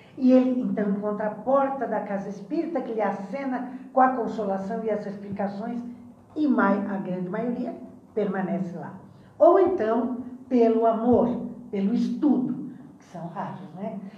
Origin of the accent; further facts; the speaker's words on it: Imbituba, Santa Catarina, Brazil; Eu vim lá da, da, das praias mais lindas de Santa Catarina, que é em Bituba. Ah, você é de Bituba, Eu sou filha de Bituba